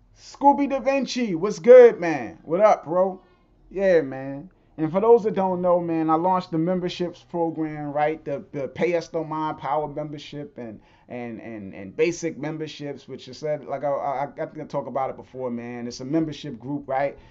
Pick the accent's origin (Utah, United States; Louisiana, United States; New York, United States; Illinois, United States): New York, United States; moved away; I grew up in New York